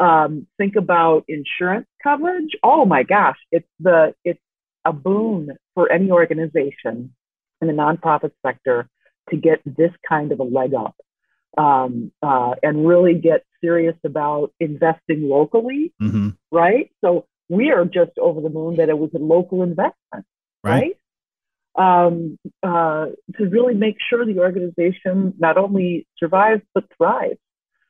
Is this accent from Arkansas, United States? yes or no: no; Chicago, Illinois, United States; I'm from Chicago originally.